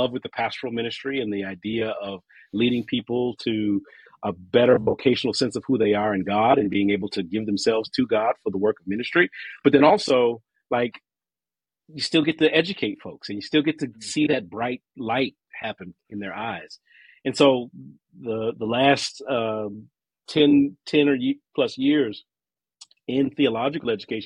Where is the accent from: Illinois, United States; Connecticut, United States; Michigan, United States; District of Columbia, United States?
District of Columbia, United States; Washington; moved away as an adult; now in Pittsburgh, United States; I am originally from the Washington, D.C. area